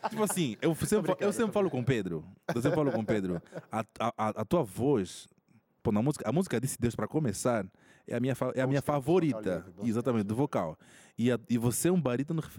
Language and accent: Portuguese; Angola; moved away as an adult; now in Brazil; Eu sou de Angola. Angola. Eu cheguei aqui no Brasil em 2013, né? Para estudar no NASP e permaneço até hoje